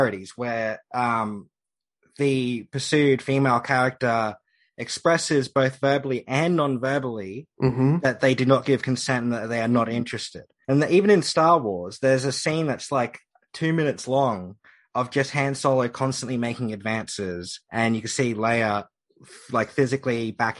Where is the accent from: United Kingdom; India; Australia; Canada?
Australia; as an Australian